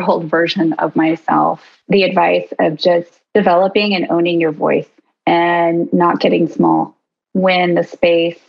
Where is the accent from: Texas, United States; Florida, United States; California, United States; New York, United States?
California, United States; Oceanside; now in Nashville, United States; I grew up in Oceanside, which is right outside of Camp Pendleton, hence the Marine Corps background